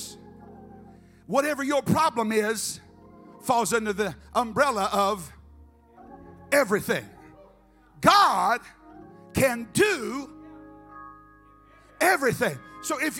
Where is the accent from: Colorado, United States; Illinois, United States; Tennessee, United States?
Tennessee, United States; Memphis; moved away; I was raised in Memphis.